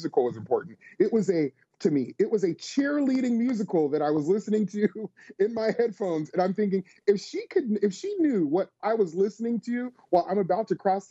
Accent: Las Vegas, Nevada, United States; now in Tennessee, United States; us living in the South, although I grew up in Las Vegas

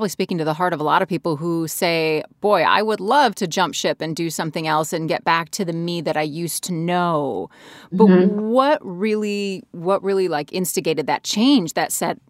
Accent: Ohio, United States; As a girl in Ohio

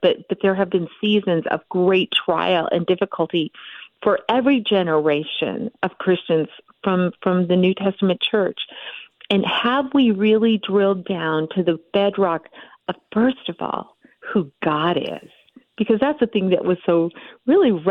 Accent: Montana, United States; from Montana. I live in the beautiful Big Sky State and was born and raised here.

